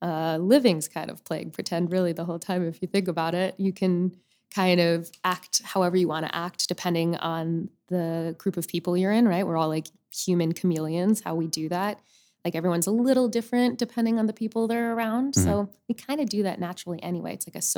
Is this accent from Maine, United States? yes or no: no; Boca Raton, Florida, United States; also born or lived in Upper Saddle River, New Jersey; I grew up in Florida, mm-hmm. in Boca Raton. Most of my life, I originally was born and raised in Upper Saddle River, New Jersey. But we moved when I was 9 to Florida.